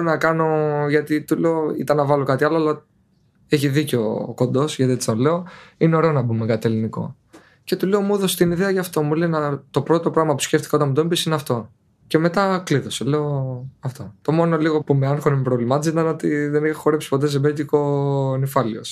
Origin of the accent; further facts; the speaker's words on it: Petri, Peloponnese, Greece; moved away as an adult; now in Turkey; Το χωριό μου λέγεται Πετρή Νεμέας. Είναι από την Νεμέα 10 λεπτά